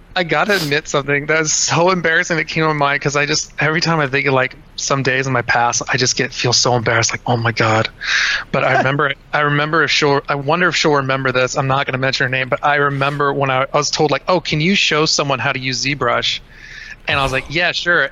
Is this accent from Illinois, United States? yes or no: no; Cincinnati, Ohio, United States; I'm from Cincinnati, Ohio. Um, I grew up on the west side of Cincinnati